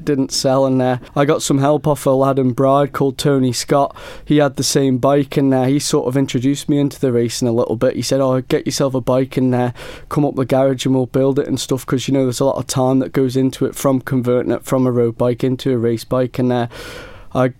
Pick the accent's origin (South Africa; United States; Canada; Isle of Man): Isle of Man; Ramsey; I'm from Ramsey on the Isle of Man